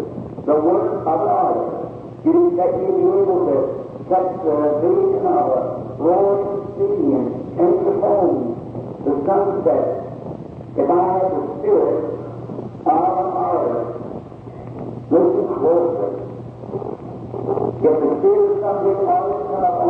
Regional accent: Kentucky, United States; I was born in Kentucky.

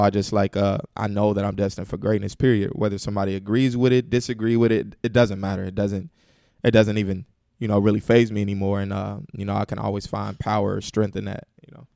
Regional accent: Indianapolis, Indiana, United States; hometown, Indianapolis, man, born and raised, Uh, grew up on the west side of Indianapolis, went to Ben Davis High School

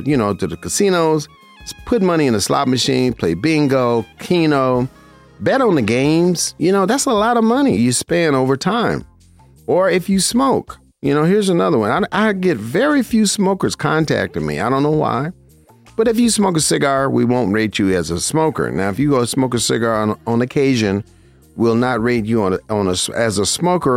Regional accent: Las Vegas, Nevada, United States; I was born and raised in Vegas

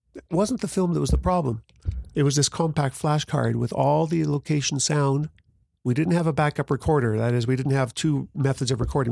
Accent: Grande Prairie, Alberta, Canada; I'm from Grand Prairie

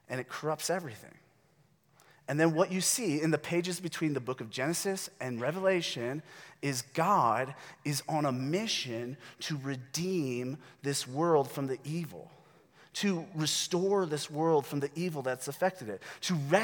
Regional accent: United States; we, as American Christians

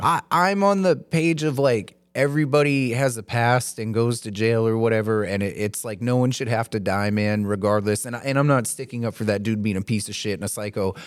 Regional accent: the South, United States; moved away; I grew up in the South

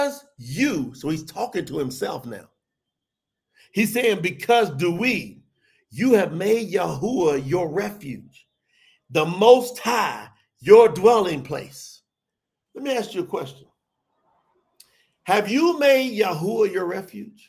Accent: the South, United States; I grew up in the South

